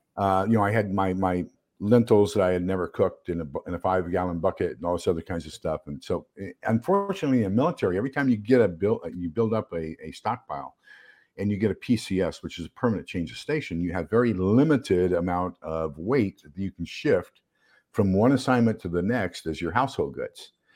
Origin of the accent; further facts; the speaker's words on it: El Paso, Texas, United States; moved away; I'm originally from El Paso, Texas